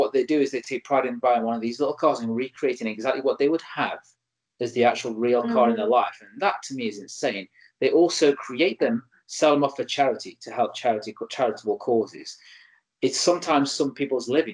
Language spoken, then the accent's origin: English; Stoke-on-Trent, West Midlands, United Kingdom; my hometown in Stoke-on-Trent in North England